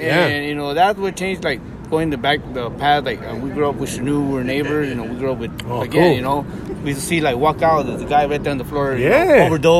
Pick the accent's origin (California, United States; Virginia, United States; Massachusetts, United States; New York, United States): California, United States; East Los Angeles; We grew up more like in between Boyle Heights, East LA, in the corner.